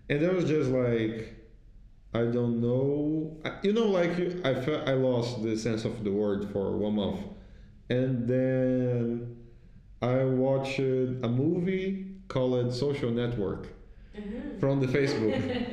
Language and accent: English; Itaboraí, Rio de Janeiro, Brazil; English is a second language; moved away as an adult; now in Iceland; I came from Jardim Catarina, Itaboraí